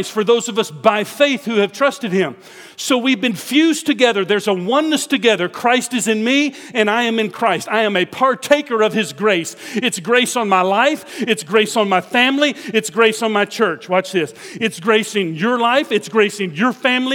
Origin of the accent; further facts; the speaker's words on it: Houston, Texas, United States; where are you from? Houston.